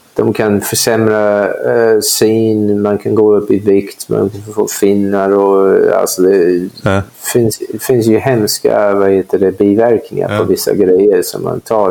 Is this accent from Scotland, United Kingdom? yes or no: no; London, United Kingdom; Swedish is a second language; also born or lived in Kumla, Sweden; now in Sweden; det är den delen av London jag kommer ifrån